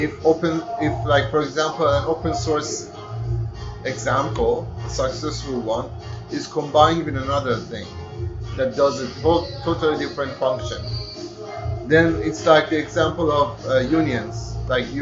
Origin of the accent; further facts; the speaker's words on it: Iran; now in Netherlands; I'm from Iran